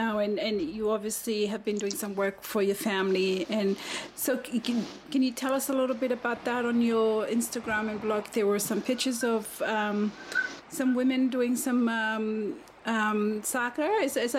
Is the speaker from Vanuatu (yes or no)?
yes; Vanuatu; now in United States; I'm from Melanesia, by the way, from Vanuatu.